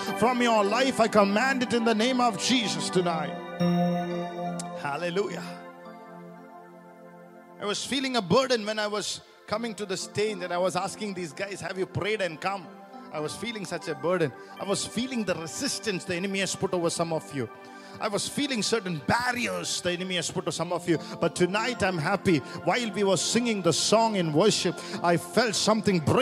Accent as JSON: {"language": "English", "country": "India", "said": "as an Indian"}